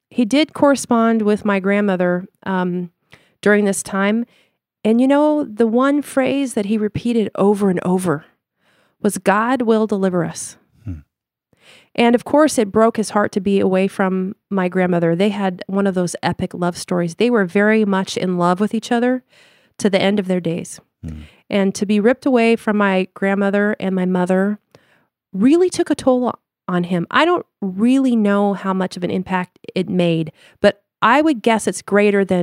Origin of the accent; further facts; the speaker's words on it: Limburg, Netherlands; English is a second language; Now we're from Lim- the province of Limburg, which is the very southern part of Holland.